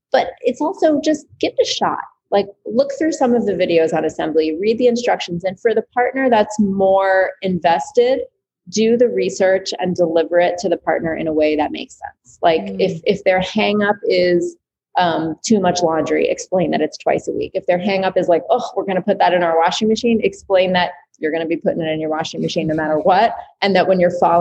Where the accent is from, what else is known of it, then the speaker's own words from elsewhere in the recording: New York City, New York, United States; growing up in New York City in small quarters